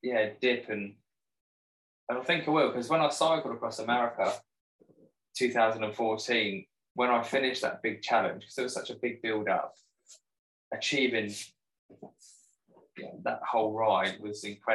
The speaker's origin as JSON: {"language": "English", "town": "Borden", "region": "South East England", "country": "United Kingdom", "said": "yep, local from Borden, Hampshire."}